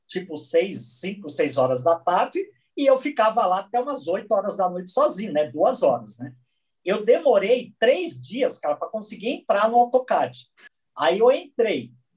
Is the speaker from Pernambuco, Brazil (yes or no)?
no; São Bernardo do Campo, São Paulo, Brazil; Eu sou de São Bernardo